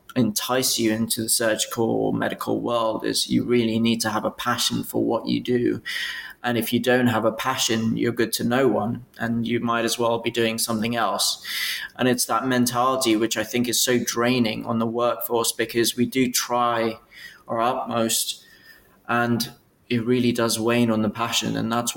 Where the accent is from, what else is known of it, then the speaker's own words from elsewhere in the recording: Bristol, South West England, United Kingdom; So I came originally from Bristol. So I was a Bristol graduate.